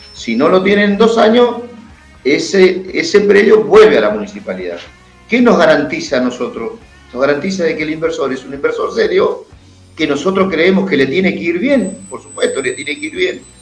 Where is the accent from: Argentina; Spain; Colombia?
Argentina; Campo Grande, Río Negro; mi pueblo, yo soy un fanático de mi pueblo